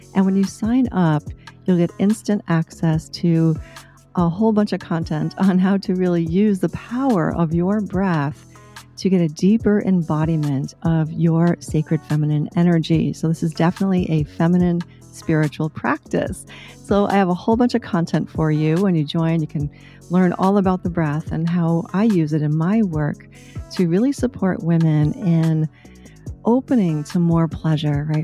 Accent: United States; I grew up in the United States in the nineteen seventies

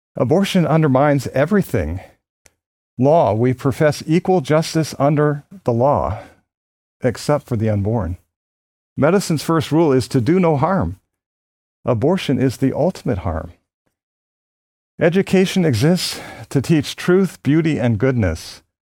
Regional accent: Philadelphia, Pennsylvania, United States; born or raised there

